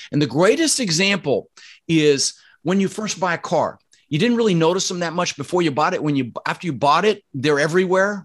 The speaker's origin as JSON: {"language": "English", "town": "Denver", "region": "Colorado", "country": "United States", "tie": "born or raised there", "also_born_or_lived": "Netherlands", "said": "I was born in the Netherlands, you know, think wooden shoes, windmills, and um, immigrated when I was six. Like I said, we ended up in Denver, Colorado. And growing up, we really struggled"}